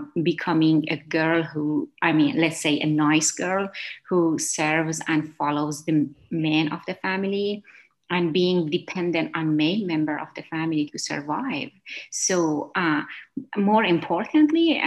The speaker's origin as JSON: {"language": "English", "country": "Afghanistan", "moved": "as an adult", "lives_now": "United States", "said": "I was a new immigrant who moved from Afghanistan to United States."}